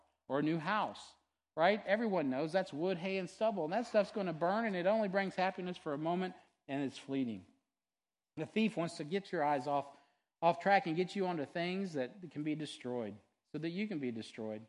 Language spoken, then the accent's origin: English; United States; as an American